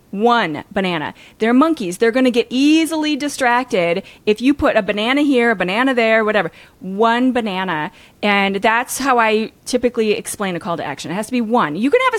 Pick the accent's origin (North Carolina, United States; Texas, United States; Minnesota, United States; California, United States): Minnesota, United States; But I grew up in Minnesota, so I have the long O kind of Canadian slightly sound thing too.